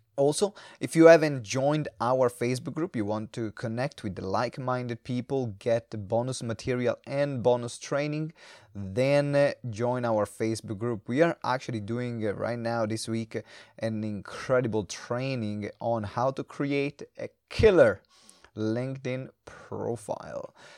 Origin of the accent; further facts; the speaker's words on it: Italy; English is a second language; we're both from Italy. So yeah. we both had to learn to read, write, and speak into different language, which in this case yeah. is English